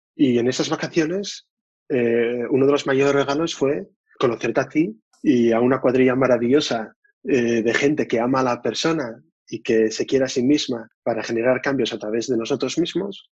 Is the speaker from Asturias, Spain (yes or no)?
yes; Oviedo, Asturias, Spain; soy de Asturias, de Oviedo